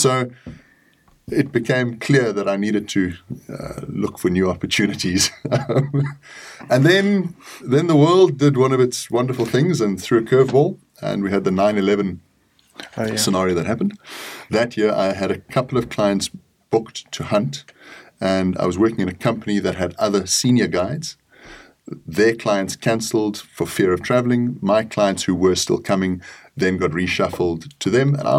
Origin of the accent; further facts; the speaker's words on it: South Africa; also born or lived in Kenya; Being in South Africa, I was removed from the East African hunting side of things